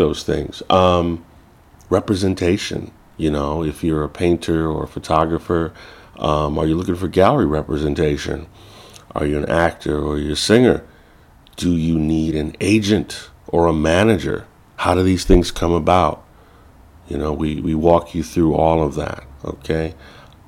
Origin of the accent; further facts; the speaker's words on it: Chicago, Illinois, United States; I grew up in Chicago, Illinois. I'm a first generation. My family is from Belize, Central America